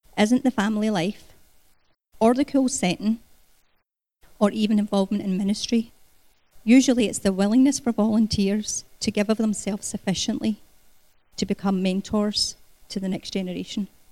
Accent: Scotland, United Kingdom; moved away as an adult; also born or lived in Canada; I was born in Scotland. Um, I emigrated to Canada 20 years ago when Gary and I got married

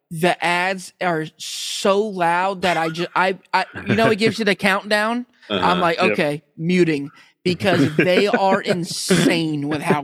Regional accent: United States; I'm American

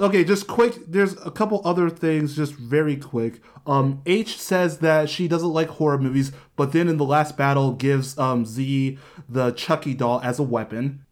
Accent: Columbus, Ohio, United States; moved away; also born or lived in Westerville; I grew up in Columbus

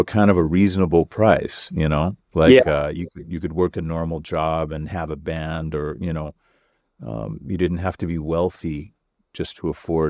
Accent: Los Angeles, California, United States; also born or lived in Canoga Park; I grew up in Koreatown, but I was born in Canoga Park.

